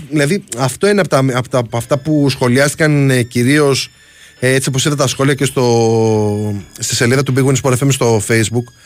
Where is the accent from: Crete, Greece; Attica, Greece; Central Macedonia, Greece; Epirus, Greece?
Crete, Greece; Heraklion; με τον Γερασίμου στα μέρη μου εκεί πέρα στο Ιερό Ηράκλειο.